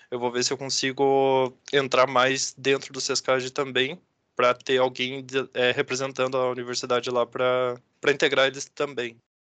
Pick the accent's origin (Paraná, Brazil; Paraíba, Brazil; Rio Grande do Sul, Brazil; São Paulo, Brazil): Paraná, Brazil; Curitiba; now in Ponta Grossa, Brazil; sou natural de Curitiba